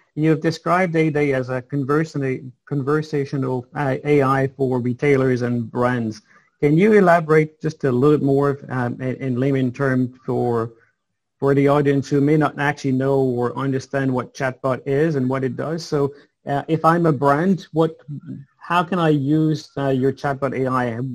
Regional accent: Montreal, Quebec, Canada; You're, you're born in Montreal, I believe, uh, the same place I was born

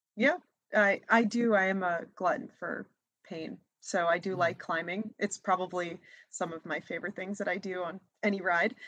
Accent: New Hampshire, United States; also born or lived in Massachusetts; I am from Massachusetts and was born and raised in New Hampshire. So I'm from the northeast of the US

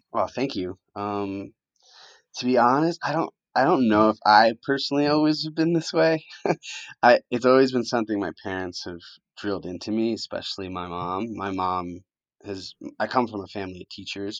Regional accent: Connecticut, United States; English is a second language; also born or lived in Colombia; I grew up in Connecticut

